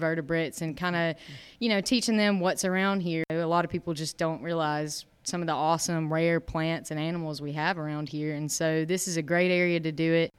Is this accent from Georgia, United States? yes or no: yes; Dahlonega, Georgia, United States; also born or lived in Tifton, Georgia; I grew up in Dahlonega, Georgia. Uh, I was born and raised there my whole life